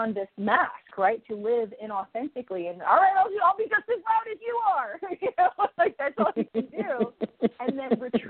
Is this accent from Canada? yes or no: no; New Jersey, United States; moved away; I was born and raised in New Jersey